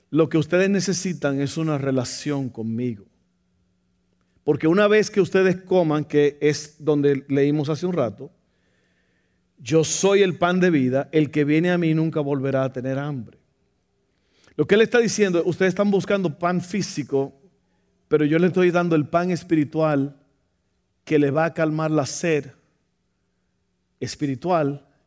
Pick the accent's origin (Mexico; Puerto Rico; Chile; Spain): Mexico; Ni yo que soy mexicano, pastor.